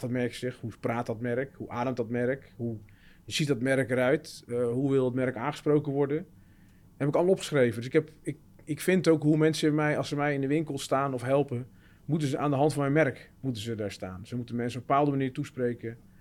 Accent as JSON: {"language": "Dutch", "town": "Terneuzen", "region": "Zeeland", "country": "Netherlands", "said": "Ik kom zelf uit Zeeuws-Vlaanderen, Terneuzen"}